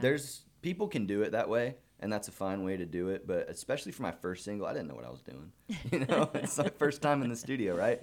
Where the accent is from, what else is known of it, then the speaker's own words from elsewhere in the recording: Montgomery, Texas, United States; I grew up in the Montgomery I S D system